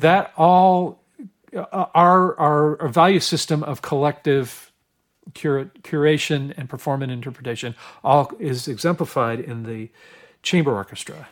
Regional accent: Oregon, United States; I grew up in Oregon

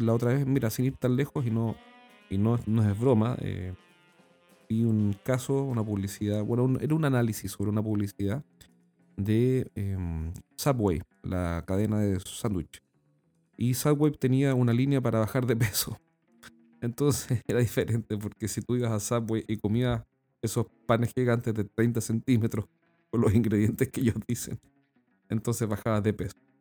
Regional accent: Chile; accent: Chilean; en nuestro país, como yo lo he dicho anteriormente, en Chile no hablamos español, sino que hablamos chileno

